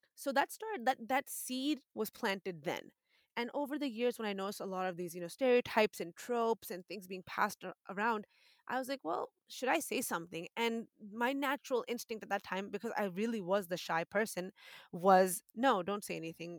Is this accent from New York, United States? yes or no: no; Boston, Massachusetts, United States; moved away as an adult; also born or lived in Wisconsin; now in Texas, United States; That's my hometown. I'm from Boston, Massachusetts